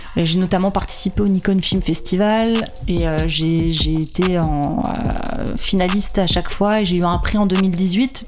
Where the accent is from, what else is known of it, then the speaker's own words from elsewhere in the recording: St. Barthélemy; je viens de Saint-Barth, j'ai grandi là-bas, sur cette île